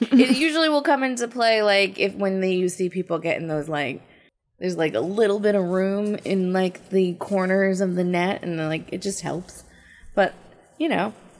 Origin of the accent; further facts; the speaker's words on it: New Jersey, United States; in New Jersey, it never really ever got that cold